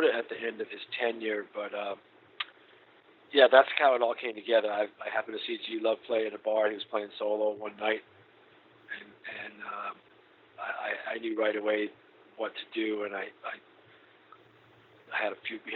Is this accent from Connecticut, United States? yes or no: no; Boston, Massachusetts, United States; moved away as an adult; also born or lived in New Orleans; I met him in Boston, and that's my hometown